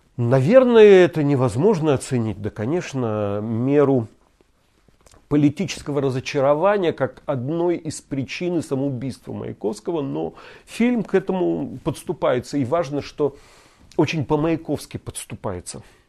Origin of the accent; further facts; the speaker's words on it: Vologda Oblast, Russia; moved away; Я родился и вырос в Вологодской области